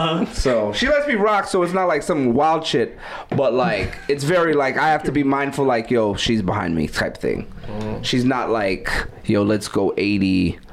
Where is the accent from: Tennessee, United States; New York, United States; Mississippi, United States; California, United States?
New York, United States; New York City; I'm from Brooklyn